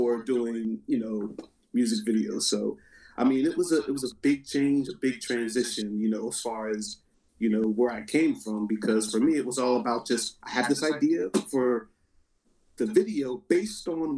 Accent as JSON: {"language": "English", "region": "New Jersey", "country": "United States", "tie": "born or raised there", "said": "I'm born and raised in South Jersey"}